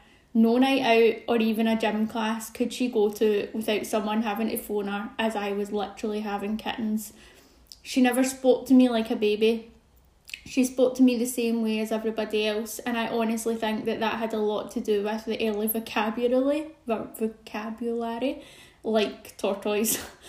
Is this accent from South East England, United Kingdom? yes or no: no; Glasgow, Scotland, United Kingdom; I'm 32 from Glasgow in the UK